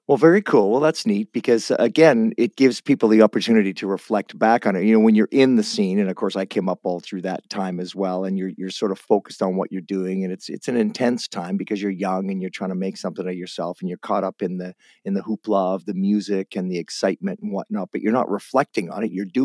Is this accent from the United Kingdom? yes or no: no; Guelph, Ontario, Canada; now in West Coast, Canada; I'm from Guelph, but I moved out of there when I was younger. So I never got into the music scene. I came out to the West Coast.